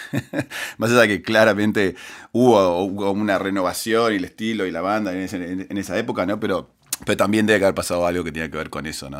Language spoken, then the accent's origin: Spanish; Uruguay; moved away as an adult; now in United States; yo crecí en Uruguay